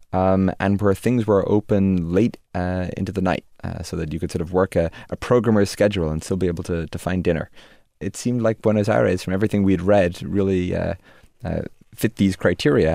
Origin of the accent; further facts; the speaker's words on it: Dromineer, Munster, Ireland; moved away; also born or lived in Limerick, Ireland; when I was five or six, Dad decided to, to buy this, uh, very tiny hotel by the shores of Lochderg in Ireland, uh, in the village of Drummondir